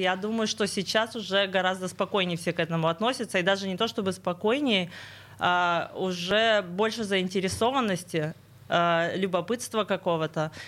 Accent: Sverdlovsk Oblast, Russia; я тоже родом из Свердловской области

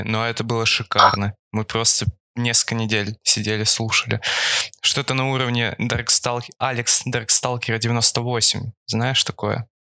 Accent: Far East, Russia; я с Дальнего Востока

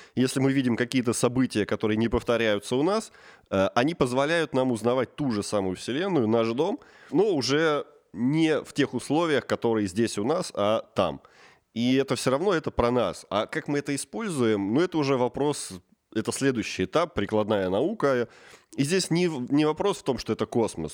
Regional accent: Tula Oblast, Russia; moved away; also born or lived in Saint Petersburg; сам я родом из Тульской области

